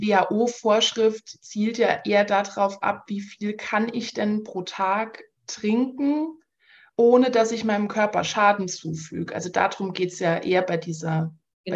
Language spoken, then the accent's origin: German; Saarland, Germany; now in Munich, Germany; ich komme ursprünglich aus dem Saarland